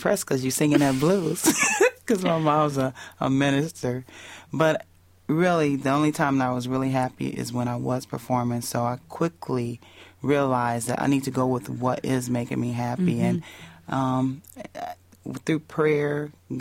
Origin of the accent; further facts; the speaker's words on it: Indiana, United States; moved away; Indiana because that's where my hometown